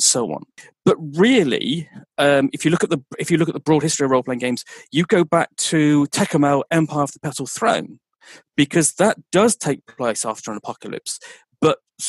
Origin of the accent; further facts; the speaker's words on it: Dorset, South West England, United Kingdom; now in Birmingham, United Kingdom; I'm originally from Dorset, but I've lived in Birmingham for just over 20 years